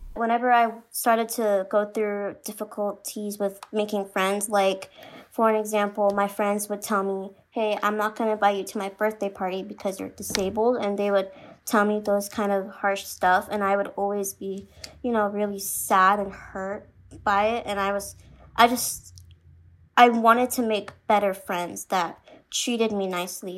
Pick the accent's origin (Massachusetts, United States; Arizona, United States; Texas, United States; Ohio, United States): Arizona, United States; Phoenix; I'm from Phoenix, Arizona